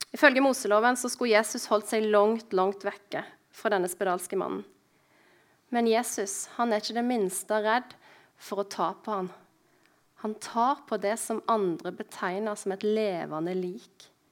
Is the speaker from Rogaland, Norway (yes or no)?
no; Husnes, Vestland, Norway; born or raised there; moved away